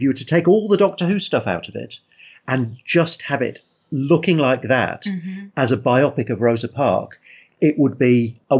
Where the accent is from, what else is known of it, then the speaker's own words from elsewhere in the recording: United Kingdom; how would we as British mm-hmm. people have felt about that?